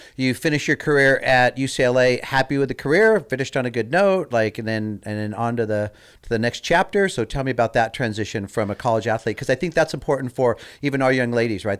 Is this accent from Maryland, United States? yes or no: no; Southern California, United States; born or raised there